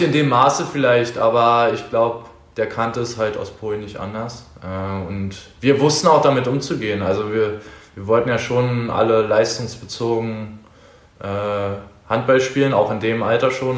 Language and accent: German; Berlin, Germany; moved away as an adult; now in Dresden, Germany; ich bin gemütiger Berliner. Äh, so in Nordberlin, in Reinigendorf wurde ich, oder im Wedding wurde ich geboren damals